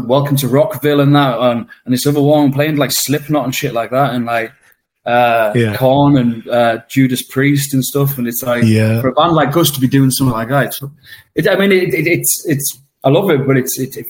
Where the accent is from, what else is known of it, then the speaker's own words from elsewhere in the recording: the north of England, United Kingdom; It's like, the North's my home. I am a Northerner, but I couldn't go back. To be honest, when I go back to Blackpool, even when I go back to Carlisle